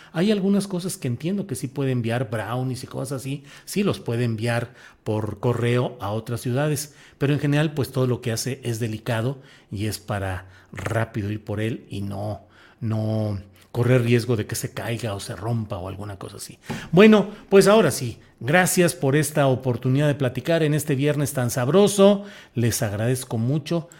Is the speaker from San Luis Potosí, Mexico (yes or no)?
yes; San Luis Potosí, Mexico; also born or lived in Torreón, Coahuila; Ustedes saben que yo nací en Torreón, Coahuila, pero em, pues crecí por razones familiares em, en San Luis Potosí